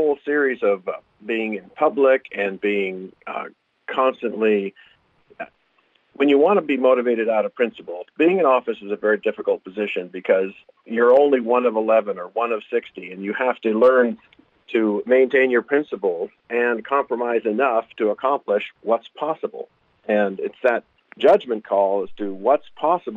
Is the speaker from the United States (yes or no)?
yes; Anchorage, Alaska, United States; also born or lived in Ketchikan / Bethel / Indian / Wasilla; I grew up in Anchorage, lived in Ketchikan and Bethel and Indian and Wasilla, and then down here on the Kenai the last 12 years